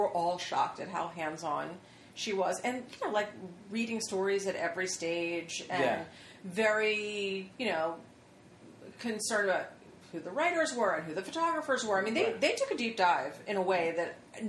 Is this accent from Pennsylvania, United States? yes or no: yes; Philadelphia, Pennsylvania, United States; I grew up in Philadelphia, which, like, it's not that far.